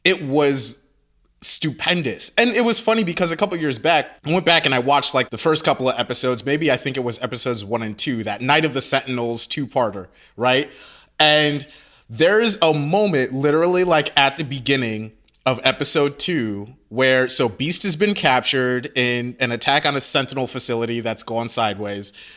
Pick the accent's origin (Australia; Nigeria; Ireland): Nigeria; I'm Nigerian.